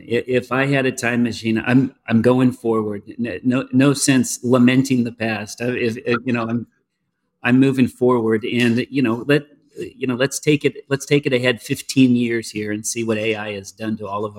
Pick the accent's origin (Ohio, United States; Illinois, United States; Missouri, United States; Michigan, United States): Missouri, United States; Peculiar; listen, I love growing up in the Midwest. I you know, the older I've become, the further I've come from Kansas City and in Peculiar, the more I've appreciated being a part of really understanding rural Missouri, rural life in the U.S.